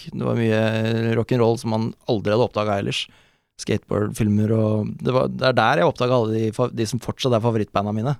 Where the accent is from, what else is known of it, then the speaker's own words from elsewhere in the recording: Oslo, Norway; jeg er fra Bøler, Oslo.